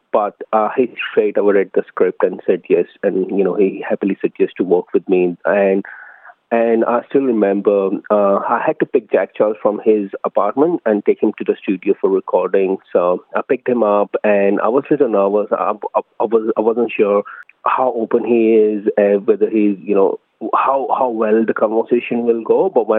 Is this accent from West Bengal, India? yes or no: no; New Delhi, Delhi, India; now in Melbourne, Australia; I'm an Indian origin film director based in Melbourne. I migrated to Australia in 2012 from India, New Delhi